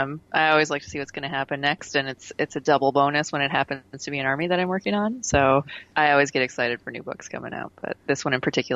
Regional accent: Minnesota, United States; moved away; I'm originally from Minnesota

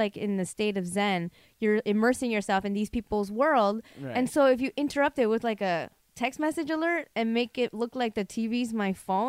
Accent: Chicago, Illinois, United States; first language Korean; English is a second language; also born or lived in River Grove, Illinois; I grew up in Rogers Park.

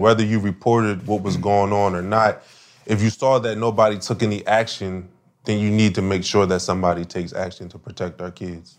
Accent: Wilmington, Delaware, United States; I came from Wilmington, Delaware

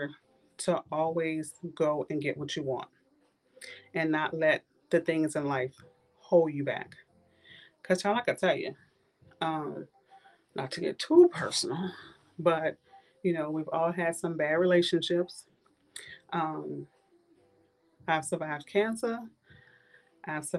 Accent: New Orleans, Louisiana, United States; moved away as an adult; now in Tallahassee, United States; I grew up in the last street in New Orleans on Galvis, which is called The Hole

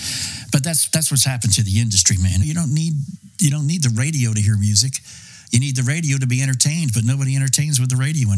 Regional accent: Boston, Massachusetts, United States; also born or lived in New York; I grew up in Boston and New York

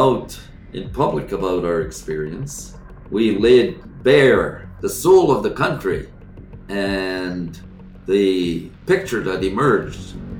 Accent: Sagkeeng First Nation, Manitoba, Canada; I'm an Ojibwe. Born and raised in Manitoba, the Saugeen First Nation community, situated at the mouth of the Winnipeg River.

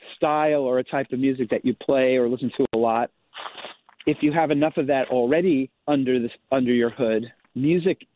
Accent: New York City, New York, United States; I grew up in New York City

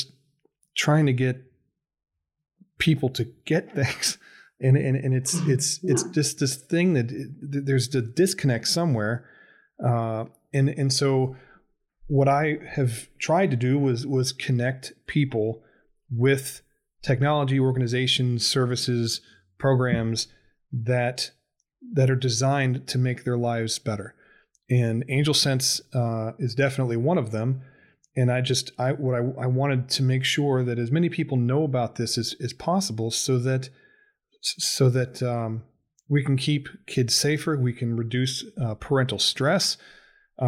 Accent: Ohio, United States; I'm from Ohio

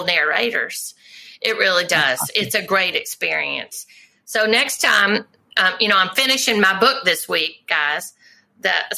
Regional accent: Memphis, Tennessee, United States; moved away; Memphis is my hometown

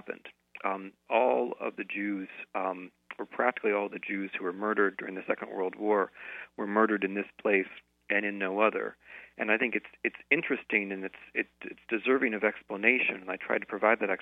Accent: United States; growing up in the United States

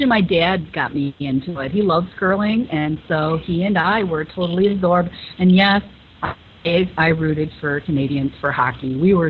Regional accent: Chicago, Illinois, United States; I'm from Chicago

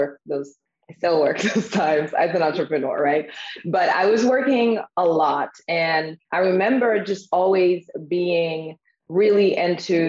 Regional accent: Haiti; also born or lived in Harlem, New York / Brooklyn, New York; now in Austin, United States; I am originally from Haiti.

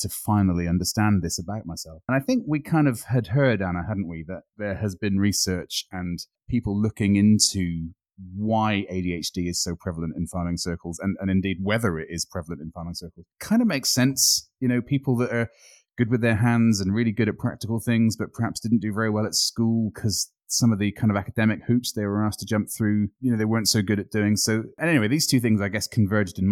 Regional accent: United Kingdom; now in Scotland, United Kingdom; I was brought up on the Black Mountains on the Welsh border, obviously living in Scotland now

